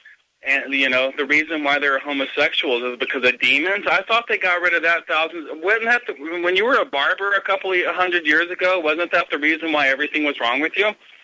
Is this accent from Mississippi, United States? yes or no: yes; Mississippi, United States; because I'm from Mississippi, dude. the most Republican right-wing state ever